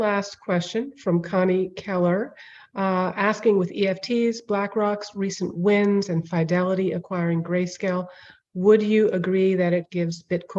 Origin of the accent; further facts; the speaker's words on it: New Delhi, Delhi, India; moved away; I would probably get Indian citizenship since I was born in New Delhi.